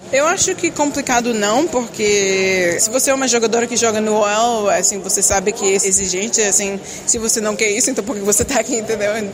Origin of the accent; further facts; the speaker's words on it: Brazil; also born or lived in United States; now in Lyon, France; o Brasil é onde eu nasci